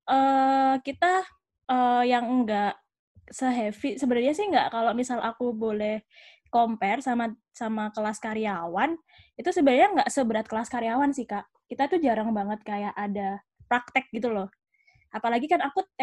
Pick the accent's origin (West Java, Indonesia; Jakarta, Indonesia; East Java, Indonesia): East Java, Indonesia; Malang; Ya, uh, aku asalnya dari Malang.